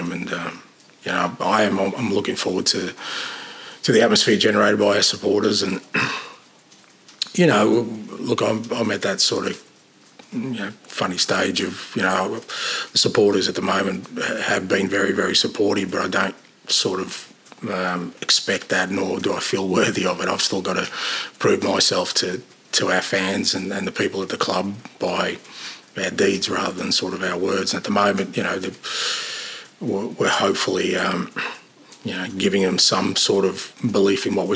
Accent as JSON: {"language": "English", "country": "Australia", "moved": "as an adult", "lives_now": "United Kingdom"}